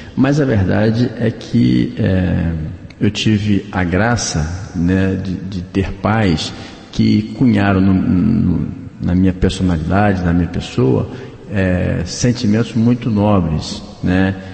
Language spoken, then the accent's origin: Portuguese; Bom Jesus, Brazil; eu sou de Bom Jesus, então, é, cidade do interior, a gente tem esse hábito de cumprimentar todo mundo